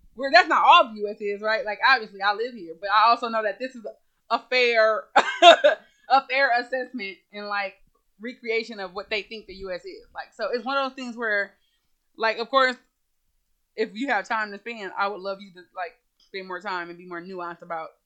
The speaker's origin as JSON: {"language": "English", "country": "United States"}